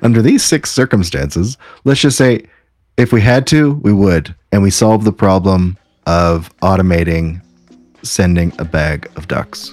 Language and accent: English; Canada; As a Canadian